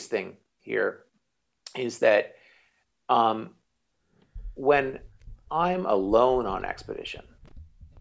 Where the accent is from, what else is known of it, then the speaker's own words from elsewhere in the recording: Canada; I'm Canadian